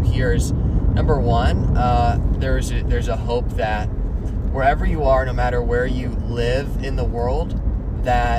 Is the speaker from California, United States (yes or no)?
yes; Dublin, California, United States; I'm from Dublin, California